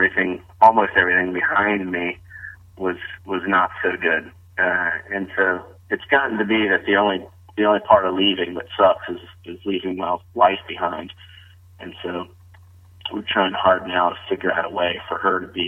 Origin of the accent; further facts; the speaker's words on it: the South, United States; accent: Southern; I'm a Southerner, got a little bit of a Southern accent